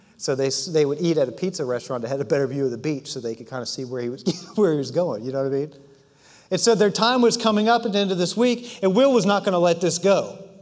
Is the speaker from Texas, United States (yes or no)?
no; Washington, District of Columbia, United States; we grew up in the Washington, D.C. area in the suburbs of D.C.